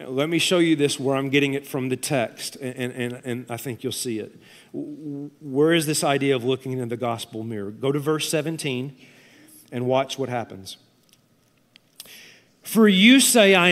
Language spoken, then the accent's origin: English; Tennessee, United States; I'm from Tennessee